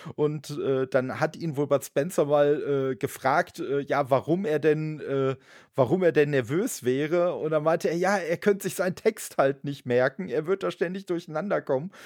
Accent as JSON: {"language": "German", "town": "Dortmund", "region": "North Rhine-Westphalia", "country": "Germany", "tie": "born or raised there", "said": "das ist jetzt der Dortmunder Begriff, halt meine Heimatstadt"}